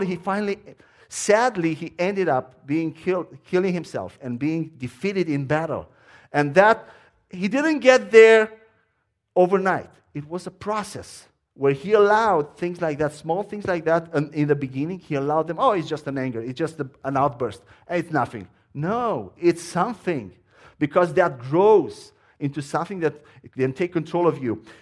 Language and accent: English; Romania; accent: Romanian; English is a second language; moved away as an adult; now in United States; my accent is Romanian.